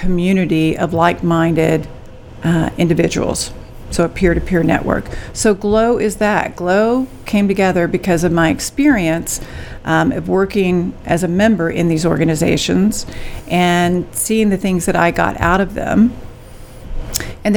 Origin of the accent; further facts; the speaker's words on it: San Angelo, Texas, United States; also born or lived in Dallas, United States; I'm from San Angelo